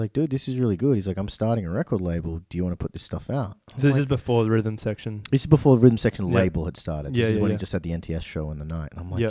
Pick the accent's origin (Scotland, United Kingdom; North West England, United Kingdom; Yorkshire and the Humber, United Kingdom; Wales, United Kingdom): North West England, United Kingdom; Manchester; I'm from Manchester.